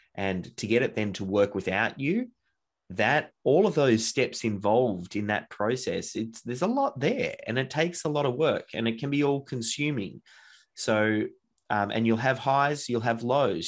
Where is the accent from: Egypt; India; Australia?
Australia; Melbourne, Victoria; I grew up in Melbourne, Australia, and have been here pretty much from day dot.